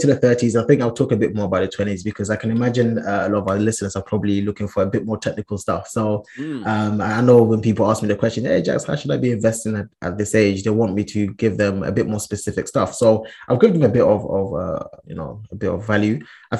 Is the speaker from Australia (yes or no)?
no; Ghana; Big up my Ghanaians. I am Ghanaian. I was actually born in Ghana as well, but I've been there basically all my life.